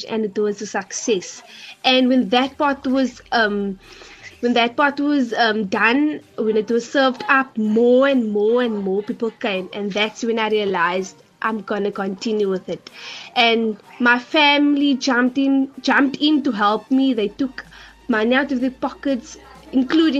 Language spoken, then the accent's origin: English; Cape Town, Western Cape, South Africa; I'm from Bonteheuwel